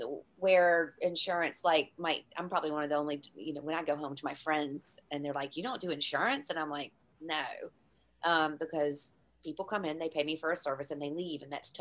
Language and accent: English; Ireland; people find out I'm from Ireland and all